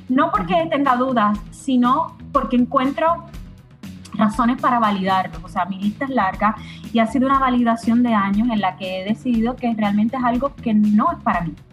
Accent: Puerto Rico; moved away as an adult; now in Miami, United States; tengo 39 años, soy puertorriqueña, estoy radicada en Miami, llevo en Miami tres años, eh, pero crecí eh, en Puerto Rico y nací en Puerto Rico.

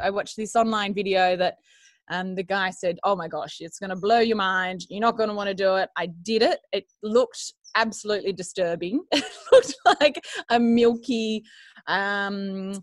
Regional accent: Bowral, New South Wales, Australia; moved away as an adult; also born or lived in Sydney, Australia; now in Jugiong, Australia; grew up and born and bred in Barrel in the Southern Highlands

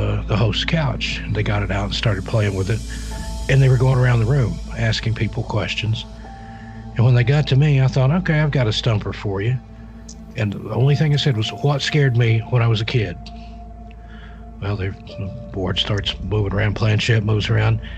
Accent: Knoxville, Tennessee, United States; I grew up in East Tennessee around the Knoxville, Oak Ridge area

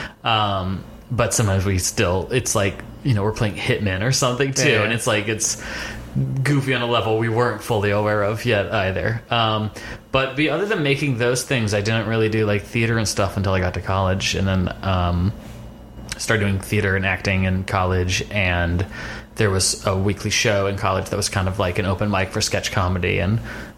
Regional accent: Fairfax, Virginia, United States; I would say I mostly grew up in Fairfax, Virginia, right outside Washington, D.C. Moved around a bit growing up.

